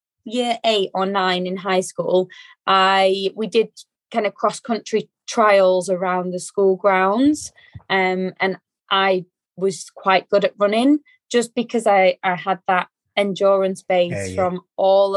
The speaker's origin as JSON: {"language": "English", "town": "Manchester", "region": "North West England", "country": "United Kingdom", "tie": "born or raised there", "said": "grew up in Manchester"}